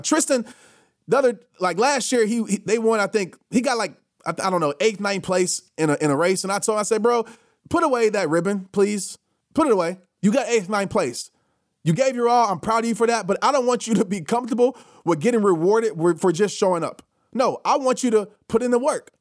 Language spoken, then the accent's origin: English; New Orleans, Louisiana, United States; when I used to travel when I was a kid from New Orleans to Little Rock to go visit my grandparents.